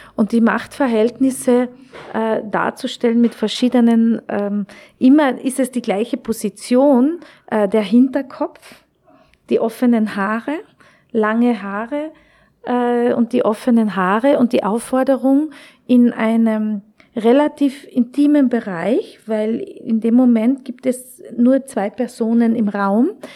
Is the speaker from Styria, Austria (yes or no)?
no; Klagenfurt, Carinthia, Austria; moved away as an adult; also born or lived in Wolfsberg / Köttmannsdorf; now in Vienna, Austria; ich bin geboren in Wolfsberg, ich bin in Klagenfurt aufgewachsen